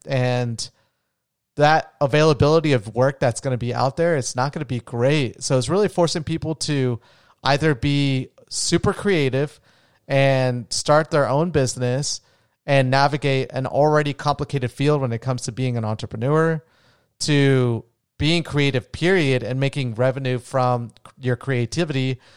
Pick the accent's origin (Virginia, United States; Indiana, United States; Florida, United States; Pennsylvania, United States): Florida, United States; also born or lived in Colombia; I was raised in Florida